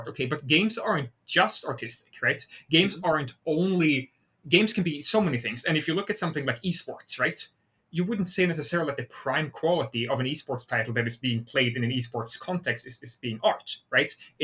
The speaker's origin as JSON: {"language": "English", "country": "Sweden", "tie": "born or raised there", "second_language": "English", "moved": "as an adult", "lives_now": "United States", "said": "I'm Swedish, right? Like, I was born in Sweden. I lived in Sweden for a very long time, and I only moved to the US 6 years ago."}